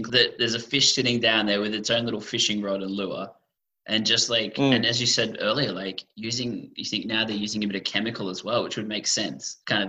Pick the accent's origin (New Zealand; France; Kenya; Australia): Australia; being Australian